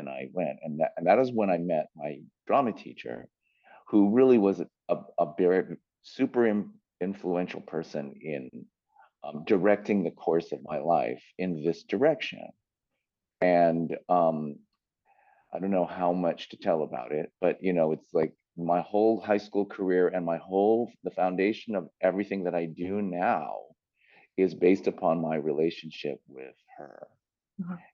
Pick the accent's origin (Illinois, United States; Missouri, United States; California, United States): California, United States; San Francisco; moved away as an adult; also born or lived in New York / Los Angeles; I grew up in San Francisco